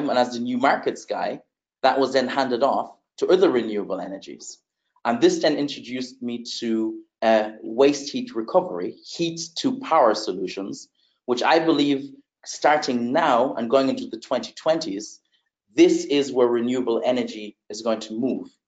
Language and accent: English; Germany; also born or lived in Netherlands / Uganda; I was actually born in Germany. Uh, I grew up in Germany, the Netherlands, spent some time in Uganda, East Africa, where I still have family uh, to this day.